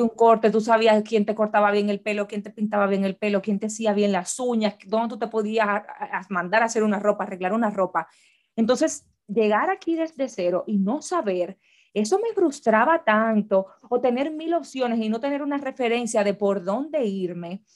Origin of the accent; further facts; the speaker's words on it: Dominican Republic; moved away as an adult; yo salí de mi casa en República Dominicana a vivir ya aquí